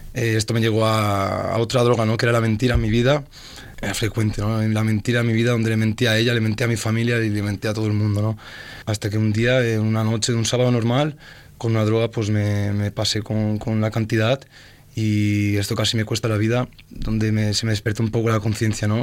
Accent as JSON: {"language": "Spanish", "town": "Oliva", "region": "Valencian Community", "country": "Spain", "said": "vengo de un pueblo de Valencia que se llama Oliva"}